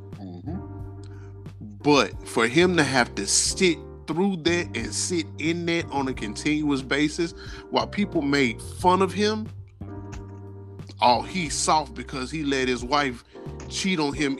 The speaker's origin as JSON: {"language": "English", "town": "Memphis", "region": "Tennessee", "country": "United States", "said": "I'm from Memphis"}